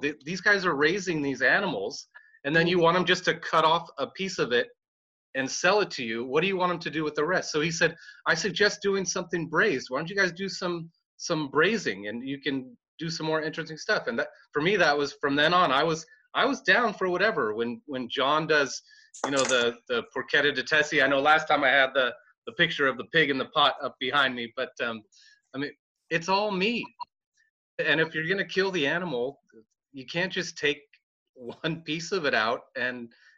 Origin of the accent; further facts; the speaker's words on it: Sonoma County, California, United States; I grew up in Sonoma County, so I'm used to seeing cows hanging out up on the hillside